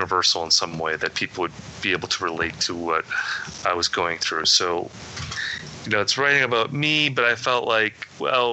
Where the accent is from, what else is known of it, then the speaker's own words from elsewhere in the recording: Midwest, United States; I grew up in the Midwest where nothing exciting ever happened in my town.